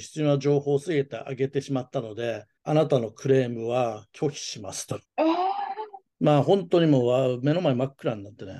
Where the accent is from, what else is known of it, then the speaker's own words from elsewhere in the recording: Japan; also born or lived in United States; アメリカ生まれ、日本育ち